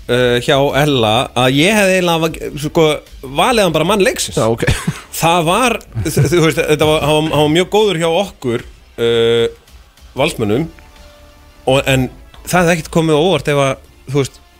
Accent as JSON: {"language": "Icelandic", "country": "Iceland", "said": "við erum Íslandingar"}